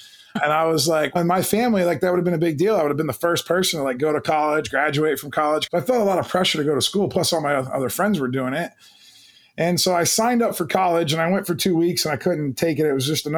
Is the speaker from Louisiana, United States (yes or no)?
no; Canton, Ohio, United States; I grew up in the Midwest in Canton, Ohio